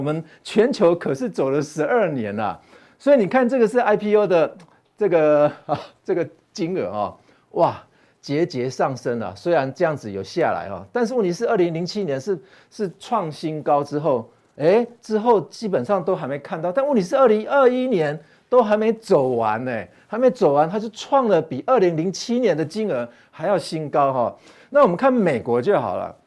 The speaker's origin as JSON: {"language": "Chinese", "country": "Taiwan", "said": "但是我们台湾人去交易的并不是很多啦"}